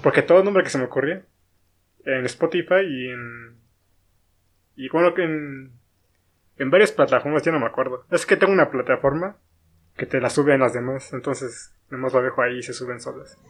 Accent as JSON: {"language": "Spanish", "region": "State of Mexico", "country": "Mexico", "said": "soy del estado"}